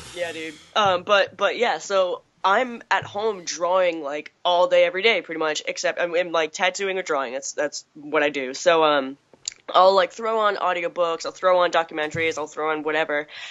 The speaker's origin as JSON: {"language": "English", "town": "Chatham", "region": "Massachusetts", "country": "United States", "tie": "born or raised there", "said": "I grew up in Chatham"}